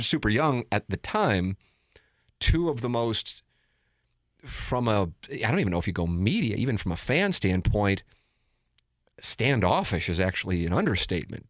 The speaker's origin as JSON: {"language": "English", "town": "St. Louis", "region": "Missouri", "country": "United States", "tie": "born or raised there", "said": "I work at Cam over here in Saint Louis"}